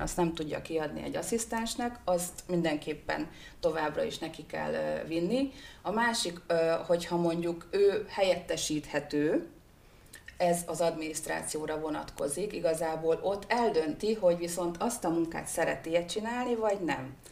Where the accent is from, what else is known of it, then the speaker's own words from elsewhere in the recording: Hungary; also born or lived in Budapest; én vidéki vagyok, vidékre hazaköltöztem